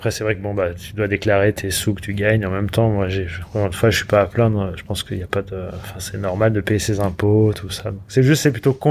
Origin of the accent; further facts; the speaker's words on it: United States; now in France; bah, comme je suis américain, je paierai des taxes aux États-Unis toute ma vie.